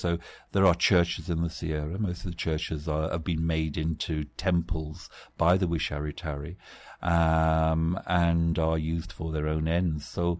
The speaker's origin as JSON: {"language": "English", "region": "England", "country": "United Kingdom", "tie": "born or raised there", "said": "as a student of anthropology in the 1970s, growing up in England"}